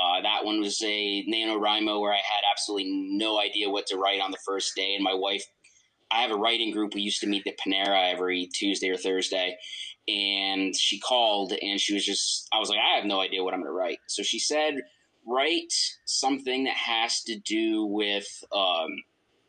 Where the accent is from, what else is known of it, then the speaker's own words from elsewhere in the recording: northern New York, United States; moved away; also born or lived in Nebraska; I'm literally from the Canadian border